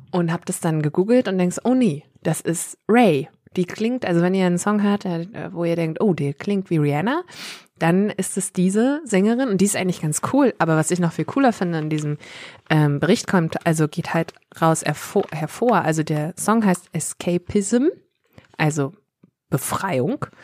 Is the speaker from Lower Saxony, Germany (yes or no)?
yes; Worpswede, Lower Saxony, Germany; ich komme ja aus Hopswede. Und ähm, wir wissen ja alle, dass Johann Strate auch aus Worpswede kommt.